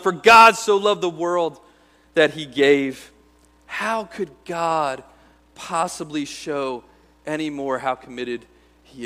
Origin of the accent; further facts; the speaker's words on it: United States; as American Christians